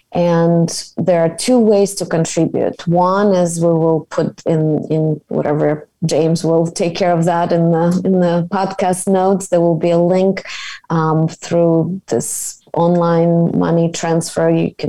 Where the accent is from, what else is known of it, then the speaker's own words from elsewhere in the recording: Kyiv, Ukraine; moved away as an adult; I'm myself from Kiev. I immigrated, as you know, when I was 22